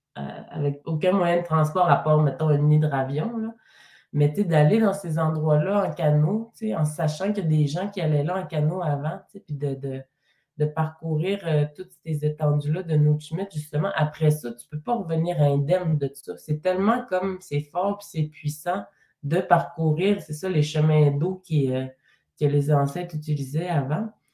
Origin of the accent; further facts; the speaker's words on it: Mashteuiatsh, Quebec, Canada; je suis partie de ma communauté de Meshweat, mais je suis restée dans la région quand même